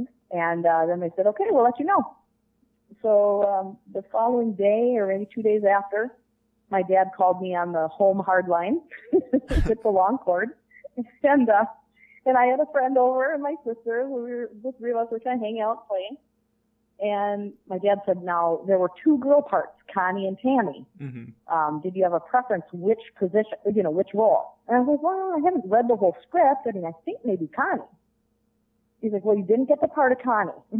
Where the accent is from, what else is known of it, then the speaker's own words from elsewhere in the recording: Minnesota, United States; I grew up in Minnesota